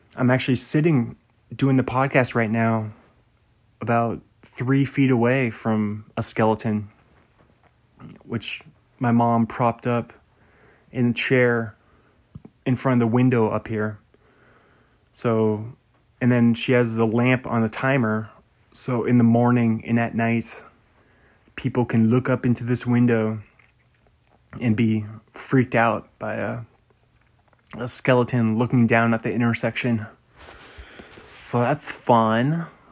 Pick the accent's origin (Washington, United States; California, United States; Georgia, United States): Washington, United States; Bothell; also born or lived in Pullman, Washington; where I grew up in Bothell